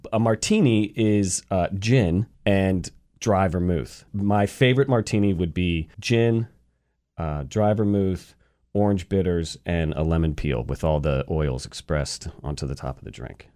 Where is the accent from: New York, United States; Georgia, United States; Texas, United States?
Georgia, United States; Atlanta; moved away as an adult; I'm from the South. I'm from Atlanta